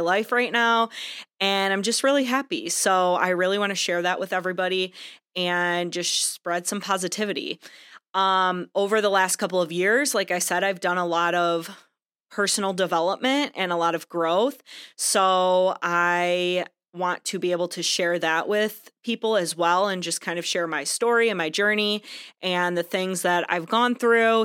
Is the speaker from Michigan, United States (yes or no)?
yes; Michigan, United States; I am from Michigan